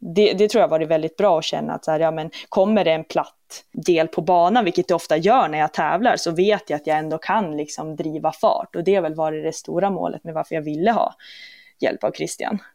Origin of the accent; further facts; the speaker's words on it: Umeå, Västerbotten County, Sweden; moved away as an adult; also born or lived in Jämtland; now in Duved, Sweden; har ju gått skola i Umeå, så att sen jag var, från att jag var 6 till att jag var 18 så var det ju platta Umeå som var hemmastaden